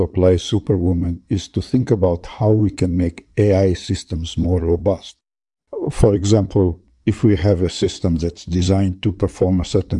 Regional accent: Russia; I'm from Russia and I'm a computer scientist.

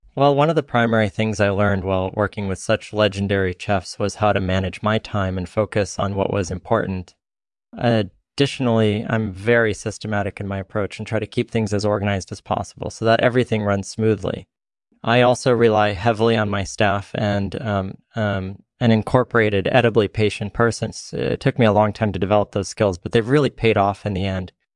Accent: Netherlands; also born or lived in France; I was born and raised in the Netherlands

